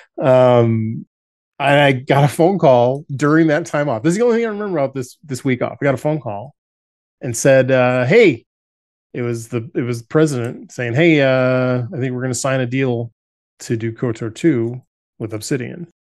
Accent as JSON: {"language": "English", "town": "Chicago", "region": "Illinois", "country": "United States", "moved": "as an adult"}